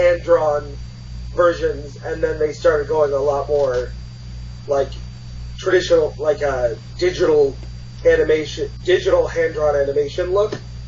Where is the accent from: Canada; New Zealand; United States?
United States; Connecticut; I grew up in Connecticut